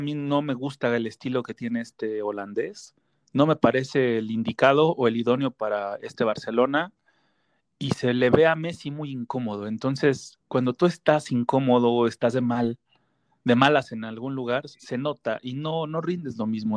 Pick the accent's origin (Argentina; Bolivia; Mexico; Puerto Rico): Mexico; como mexicano, como compatriota